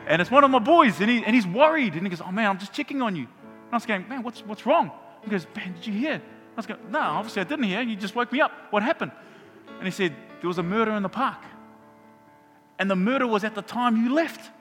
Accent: Auckland, New Zealand; moved away as an adult; now in Hamilton, New Zealand; when I was a teenager growing up in Mangere

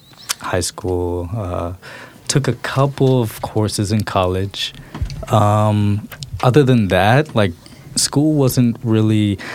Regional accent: Portland, Oregon, United States; So I was born here in Portland, specifically Northeast Portland.

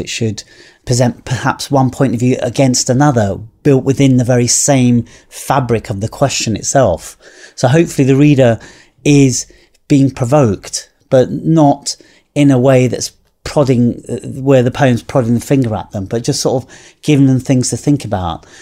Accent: United Kingdom; Growing up in Britain, I'm much more aware of a, an island nation

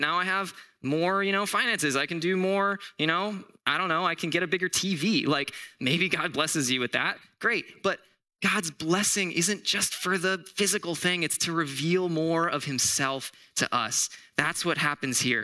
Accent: Southwest Florida, United States; now in Arizona, United States; I'm actually from Florida. Like, I'm from Southwest Florida.

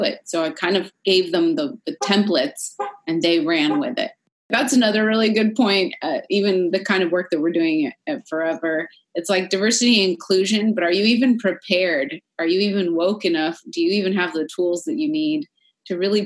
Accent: San Francisco, California, United States; moved away; From my hometown in San Francisco

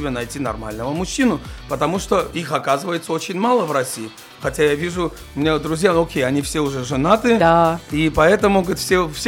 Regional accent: Georgia; я все-таки с грузин, я грузин

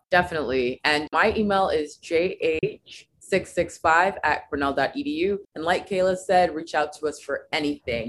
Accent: United States; I am American, I've been born here, that's all that I know

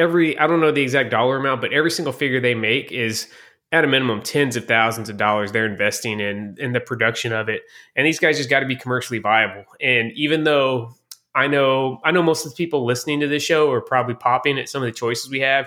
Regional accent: the South, United States; I don't know if just because I'm a Southerner, but his character always really resonated with me, man.

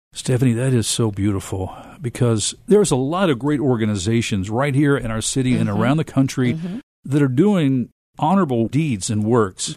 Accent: Memphis, Tennessee, United States; I myself am a lifelong Memphian.

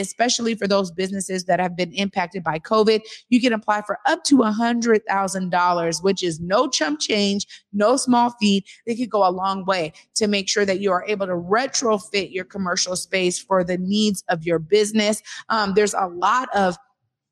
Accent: Seattle, Washington, United States; I come from the Garfield era of Clarence Acox

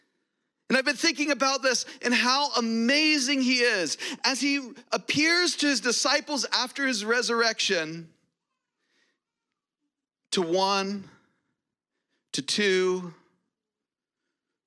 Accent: United States; I'm an American

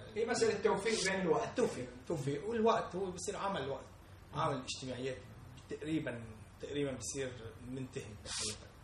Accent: Lebanon; نحن كشعب لبناني

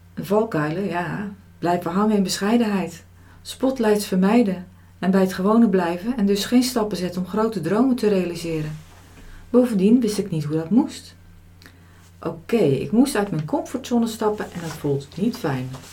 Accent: Zeeland, Netherlands; Als nuchtere Zeeuwse

